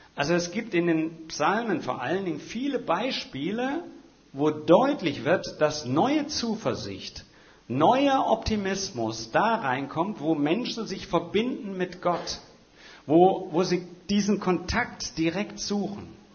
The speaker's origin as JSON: {"language": "German", "region": "Hesse", "country": "Germany", "tie": "born or raised there", "moved": "yes", "lives_now": "Schwerin, Germany", "said": "gebürtiger Hesse, wie ich selber"}